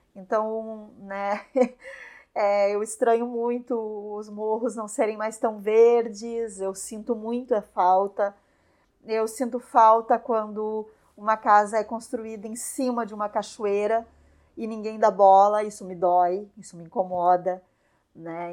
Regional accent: São Leopoldo, Rio Grande do Sul, Brazil; moved away as an adult; now in Garopaba, Brazil; eu nasci em São Leopoldo, cresci em São Leopoldo e em 2004 eu vim para Garopaba

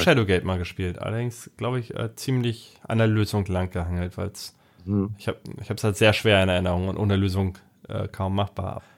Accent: Hamburg, Germany; bei uns in Hamburg

